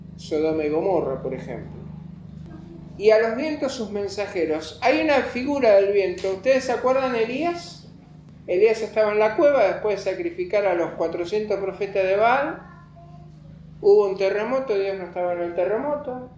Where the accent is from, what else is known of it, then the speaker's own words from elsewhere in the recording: Buenos Aires, Argentina; nosotros somos amargados los porteños